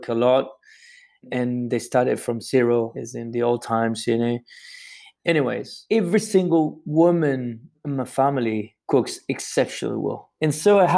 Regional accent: Santiago, Santiago Metropolitan Region, Chile; I grew up in Santiago, you know, which is the capital in Chile

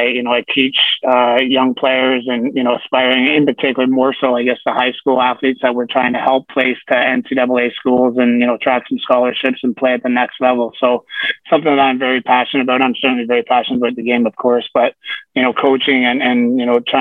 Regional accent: Peterborough, Ontario, Canada; moved away; also born or lived in Fort Worth, Texas; I grew up in Toronto or Peterborough, Ontario. It's about an hour and a half east of Toronto

